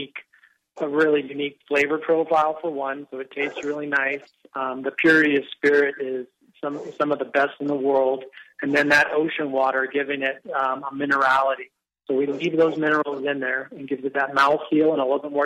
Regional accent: Maui, Hawaii, United States; I was born and raised here on Maui

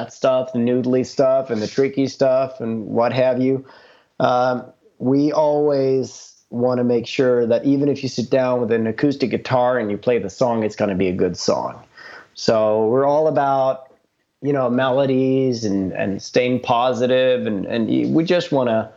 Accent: Stockholm, Stockholm County, Sweden; moved away; I'm from Stockholm

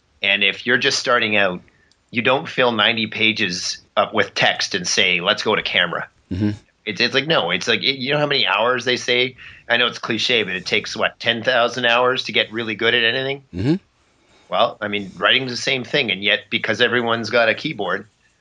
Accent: Canada; As a Canadian kid growing up

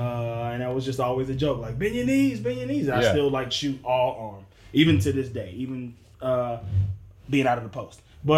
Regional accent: Mississippi, United States; moved away; I am originally from Mississippi, notorious state with not one professional team.

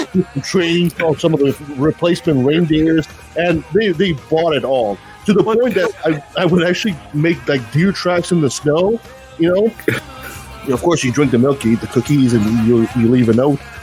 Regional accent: Canada; I'm French Canadian

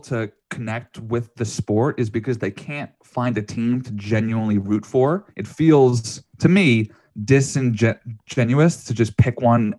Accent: New York, United States; growing up around New York in the late 90s

